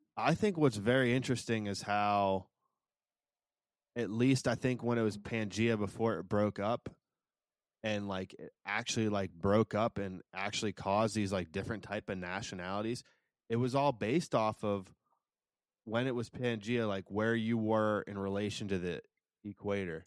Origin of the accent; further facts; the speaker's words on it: United States; as an American